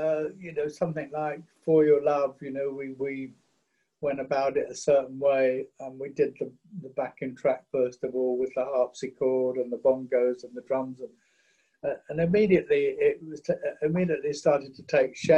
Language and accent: English; England, United Kingdom; for us as English guys working in a studio like Chess